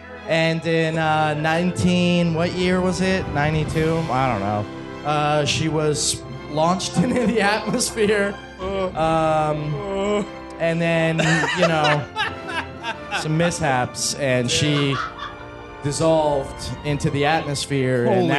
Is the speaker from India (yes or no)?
no; Concord, New Hampshire, United States; moved away; also born or lived in Los Angeles; my hometown, Concord, New Hampshire.